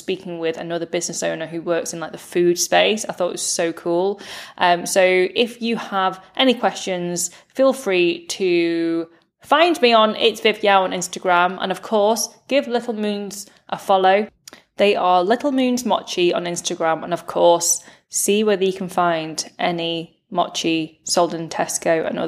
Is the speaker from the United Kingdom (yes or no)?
yes; United Kingdom; now in Manchester, United Kingdom; British-born Chinese millennial